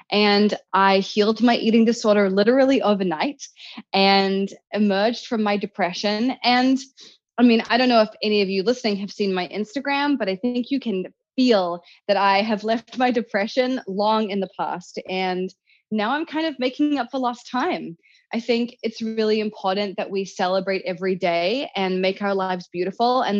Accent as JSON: {"language": "English", "country": "New Zealand", "tie": "born or raised there", "moved": "yes", "lives_now": "Los Angeles, United States", "said": "I grew up in New Zealand"}